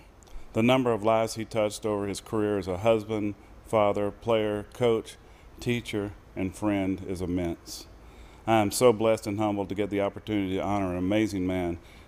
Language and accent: English; Texas, United States; now in New Mexico, United States; I moved to New Mexico from Texas, so I didn't know about the legend that was Mick Reeves.